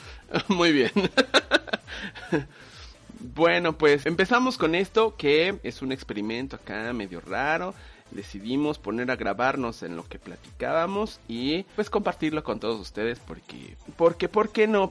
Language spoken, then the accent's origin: Spanish; Mexico; nos hace ser mexicanos